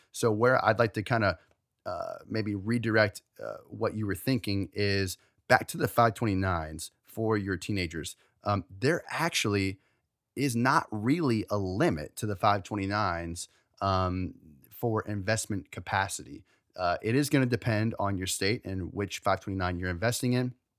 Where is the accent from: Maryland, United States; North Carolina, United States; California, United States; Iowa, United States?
Maryland, United States; we're from Maryland